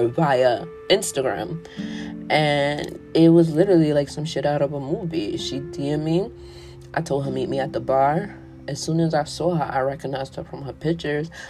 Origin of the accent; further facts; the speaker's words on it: New York City, New York, United States; I'm from New York City